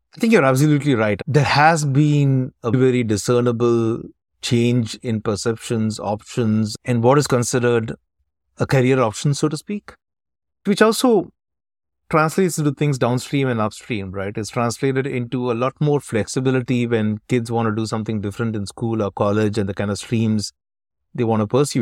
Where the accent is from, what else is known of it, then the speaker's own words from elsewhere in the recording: South India, India; also born or lived in Dubai / Chennai; I'm originally from South India, where we understand Hindi, but not too well